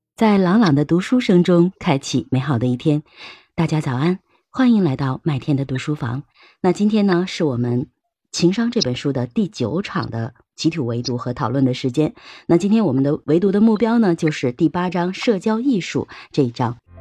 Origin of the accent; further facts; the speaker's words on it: China; 我们中国人